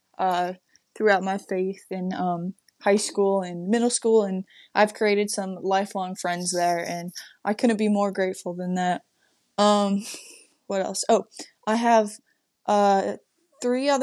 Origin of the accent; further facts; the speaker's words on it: Michigan, United States; moved away; I'm originally from Michigan